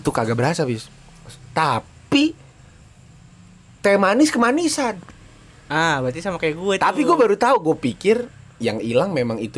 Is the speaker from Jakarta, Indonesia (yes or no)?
yes; Jakarta, Indonesia; nggak tahu sih mungkin ya karena memang dari dulu kita orang Betawi kan yeah. demennya nyocol bumbu kacang gitu